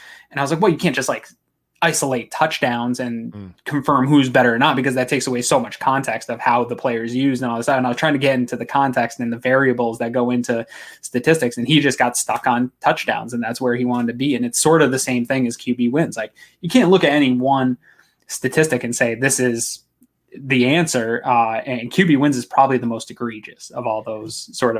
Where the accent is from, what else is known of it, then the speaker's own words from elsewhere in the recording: New England, United States; now in Maine, United States; I'm from New England originally, as a lot of fans that listen know. Moved to Maine, which is kind of deep New England territory, in 1999.